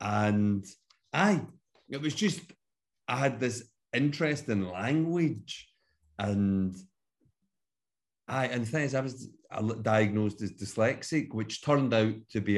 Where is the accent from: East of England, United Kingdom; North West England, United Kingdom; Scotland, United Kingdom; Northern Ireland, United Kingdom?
Scotland, United Kingdom; Glasgow; now in Edinburgh, United Kingdom; Because obviously I'm from Glasgow, but I live in Edinburgh and Leith. Been here for about 12 years now.